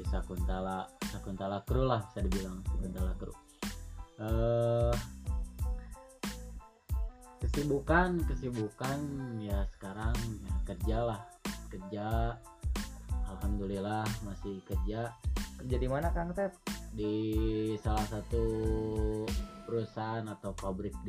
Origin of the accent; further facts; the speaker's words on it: Ciwidey, West Java, Indonesia; born there; Jadi dulu saya lahir di Ciwidey sebelum uh, pindah ke Global